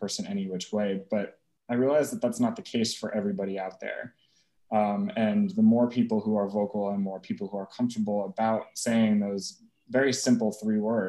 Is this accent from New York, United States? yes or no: yes; Eastern Long Island, New York, United States; now in New York City, United States; I grew up on Eastern Long Island